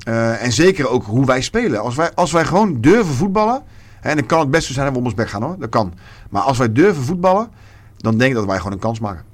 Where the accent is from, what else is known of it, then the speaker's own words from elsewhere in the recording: Rotterdam, South Holland, Netherlands; ik ben een Rotterdammer en ik zal daar ook nooit, eh, nooit weggaan.